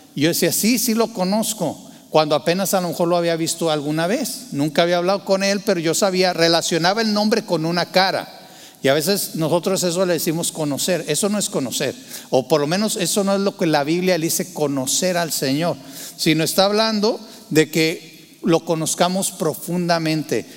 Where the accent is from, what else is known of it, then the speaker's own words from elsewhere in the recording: Torreón, Coahuila, Mexico; Yo, yo nací en Torreón, Coahuila, Tierra Santa y Divina